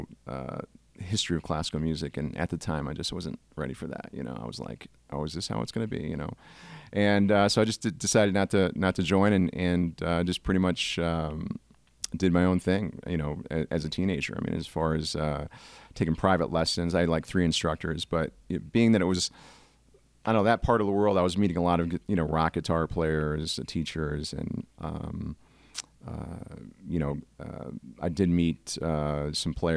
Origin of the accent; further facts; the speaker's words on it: Binghamton, New York, United States; moved away as an adult; also born or lived in Puerto Rico; I was born in Puerto Rico. I grew up in upstate New York, Binghamton, New York